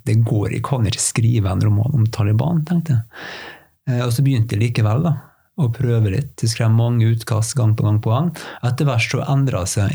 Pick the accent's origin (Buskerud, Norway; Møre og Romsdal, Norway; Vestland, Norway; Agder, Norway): Møre og Romsdal, Norway; Fræna; Fræna kommunen der jeg kommer fra